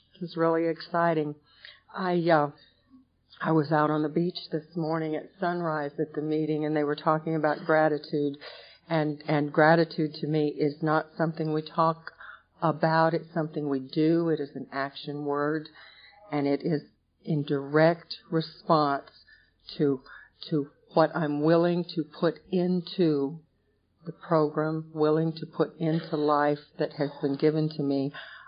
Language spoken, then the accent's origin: English; West Coast, United States; I was raised out on the West Coast. My older sister